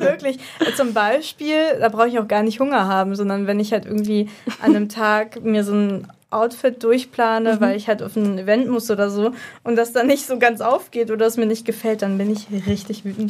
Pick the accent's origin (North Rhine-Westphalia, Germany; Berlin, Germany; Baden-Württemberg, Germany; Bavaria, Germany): Berlin, Germany; ich komme aus Berlin